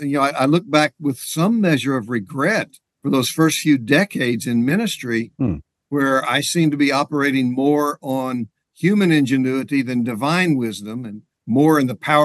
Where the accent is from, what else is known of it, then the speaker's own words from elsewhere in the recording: Oklahoma, United States; also born or lived in Texas; I was born and raised in Oklahoma